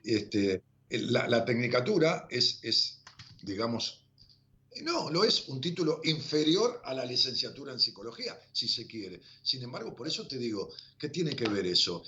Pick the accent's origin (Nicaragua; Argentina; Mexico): Argentina; Ramos Mejía, Buenos Aires Province; Yo vivo en Ramos Mejía desde que era pueblo, y siempre fue mi pueblo